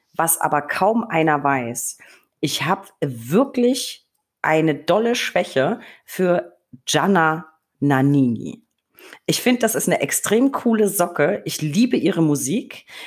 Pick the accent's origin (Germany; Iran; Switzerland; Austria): Germany; Franconia, Bavaria; moved away; also born or lived in Berlin / Hamburg; Franken, meine Heimat